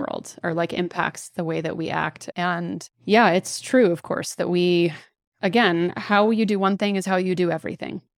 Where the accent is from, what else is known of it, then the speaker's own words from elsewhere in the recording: Dallas, Texas, United States; I grew up in Dallas, sort of swimming in cultural Christianity